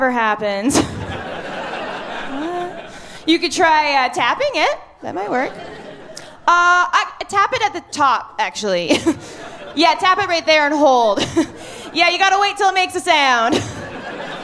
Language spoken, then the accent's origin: English; Kelowna, British Columbia, Canada; moved away as an adult; now in Halifax, Canada; I moved to Halifax last year. I'm originally from Kelowna.